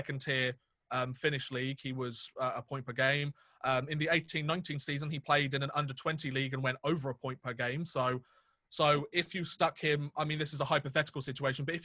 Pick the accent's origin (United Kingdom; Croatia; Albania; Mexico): United Kingdom; England; we're two English guys. We only know English.